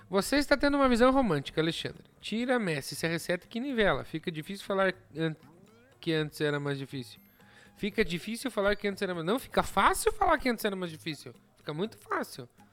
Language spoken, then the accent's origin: Portuguese; Brazil; eu sou brasileiro